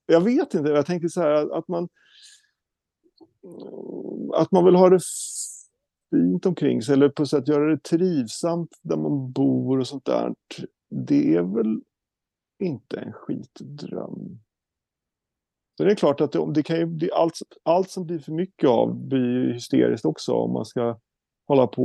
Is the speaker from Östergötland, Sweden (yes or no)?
yes; Norrköping, Östergötland, Sweden; born there; Eh, jag är född i Norrköping, men eh, jag kan ingenting i Norrköping